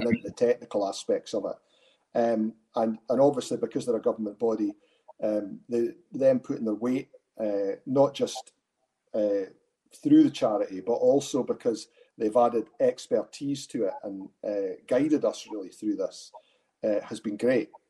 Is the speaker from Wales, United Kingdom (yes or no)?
no; Arbroath, Scotland, United Kingdom; now in Dundee, United Kingdom; I grew up in Arbroath, so that's where my interest is. I stay up in Dundee now, but I was schooled in Arbroath and grew up in the town.